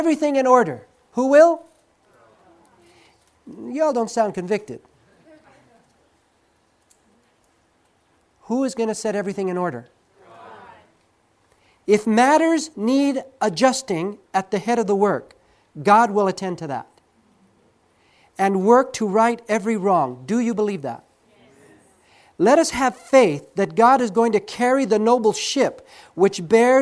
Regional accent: Southern California, United States; moved away as an adult; I grew up in Southern California. This is my state

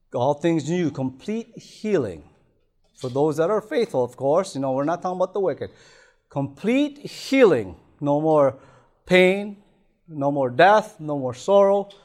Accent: Toronto, Ontario, Canada; moved away; I remember being back in Toronto, I grew up in Toronto

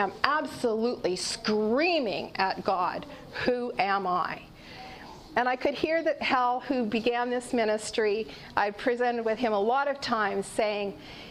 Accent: Canada; I'm a mom, a grandparent, and I'm Canadian.

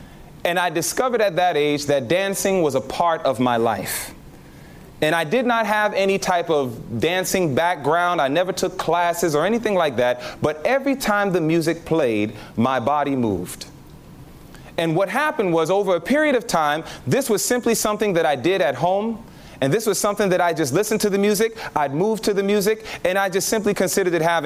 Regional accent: New York City, New York, United States; I was born and raised in Queens, New York

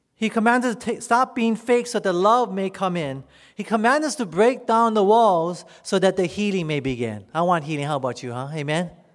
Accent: United States; you and me as American citizens

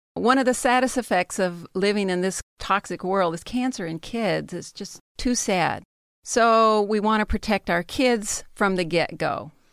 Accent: the South, United States; I'm from the South

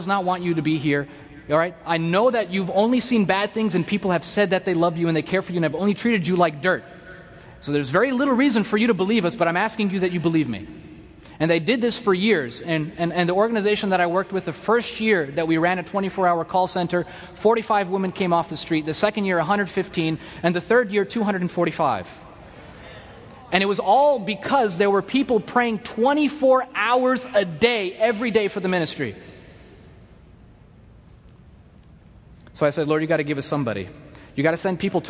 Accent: United States; I'm from America

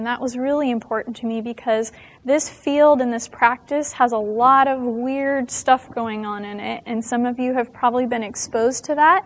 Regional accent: Las Vegas, Nevada, United States; now in California, United States; I am from the state of California. Not originally. I was born in Las Vegas, Nevada

